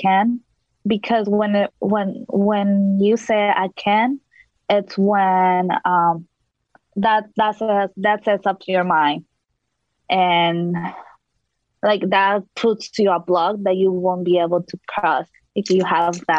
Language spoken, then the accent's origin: English; El Salvador; now in Washington, D.C., United States; when I was back home, my home country, El Salvador